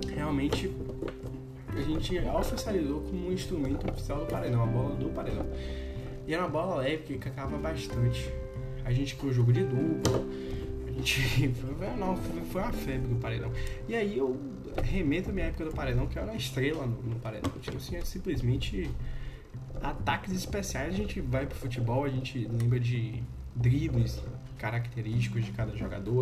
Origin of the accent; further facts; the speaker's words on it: Brazil; da minha infância lá no Mansão do Triunfo